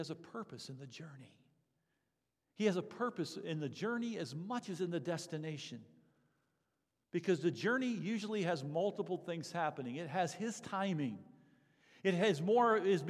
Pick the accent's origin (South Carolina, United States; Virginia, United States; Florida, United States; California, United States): Florida, United States; moved away; I was a Floridian. I grew up in Florida, born and raised at this church the first few years of my life even.